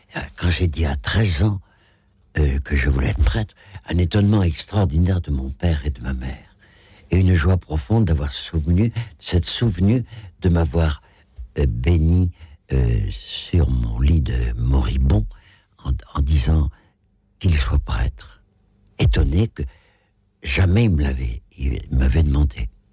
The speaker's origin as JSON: {"language": "French", "town": "Rochefort", "region": "Nouvelle-Aquitaine", "country": "France", "also_born_or_lived": "Algeria / Paris", "moved": "as an adult", "said": "je suis de Rochefort-sur-Mer"}